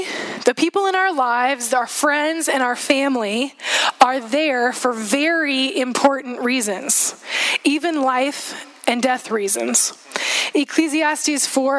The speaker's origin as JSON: {"language": "English", "town": "Juneau", "region": "Alaska", "country": "United States", "tie": "born or raised there", "moved": "yes", "said": "Seth and I both grew up in Alaska. We grew up in Juneau in Southeast area, and we spent 10 years of our life there"}